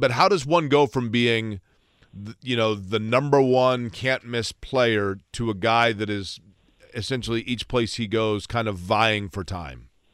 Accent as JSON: {"language": "English", "town": "Indianapolis", "region": "Indiana", "country": "United States", "accent": "subtle twang", "said": "I'm from Indianapolis."}